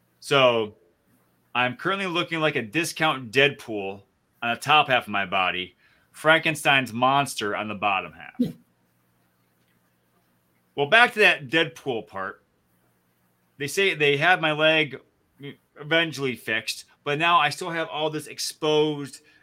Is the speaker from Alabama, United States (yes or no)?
no; just north of the Flint area, Michigan, United States; moved away; Jeff and I grew up in Michigan, just north of the Flint area.